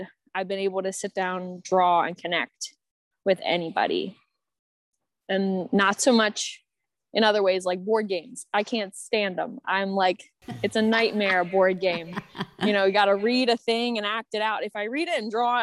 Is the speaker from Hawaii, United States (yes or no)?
no; Maryland, United States; now in Washington, United States; I'm from Maryland